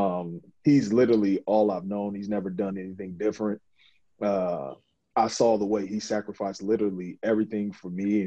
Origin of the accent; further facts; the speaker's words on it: Mansfield, Ohio, United States; I come from a small town, it's Mansfield, Ohio.